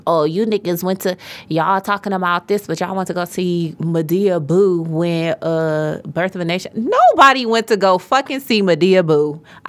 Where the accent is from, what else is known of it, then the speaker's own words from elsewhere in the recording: Detroit, Michigan, United States; We're from Detroit.